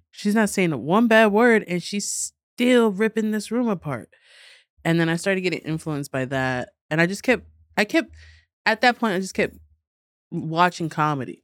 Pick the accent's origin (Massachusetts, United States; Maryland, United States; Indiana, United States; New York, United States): New York, United States; New York City; born and raised in Queens